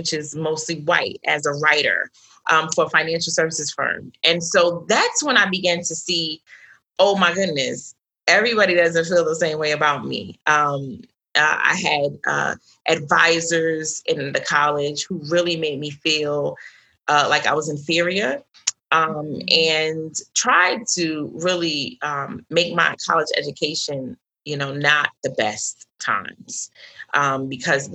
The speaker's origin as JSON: {"language": "English", "town": "New York City", "region": "New York", "country": "United States", "tie": "born or raised there", "said": "I was raised in Brooklyn, New York, New York City"}